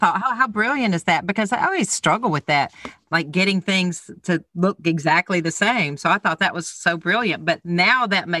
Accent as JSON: {"language": "English", "region": "the South", "country": "United States", "said": "I'm from the South"}